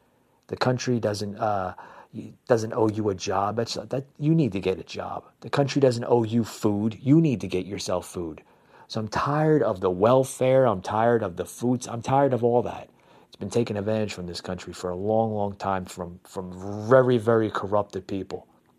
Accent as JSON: {"language": "English", "region": "New Jersey", "country": "United States", "tie": "born or raised there", "said": "I'm born and raised in New Jersey. Okay, I'm a New Jersey native."}